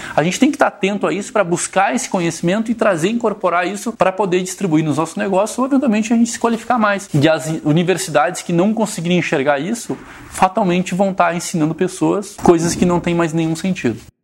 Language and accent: Portuguese; Rio Grande do Sul, Brazil; Quando a gente traz para o gaúcho, que é onde eu, de onde eu venho